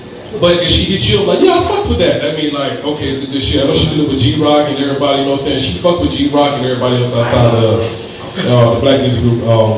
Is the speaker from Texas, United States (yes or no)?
no; Georgia, United States; … is my number second rapper because I'm from Georgia.